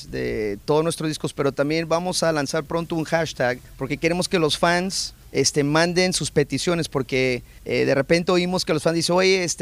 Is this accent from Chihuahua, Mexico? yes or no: no; Guadalajara, Jalisco, Mexico; born there; En Guadalajara.